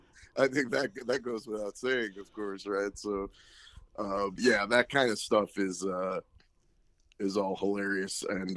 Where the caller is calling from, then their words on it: Riverside County, Los Angeles area, California, United States; I'm calling from Riverside County in the Los Angeles area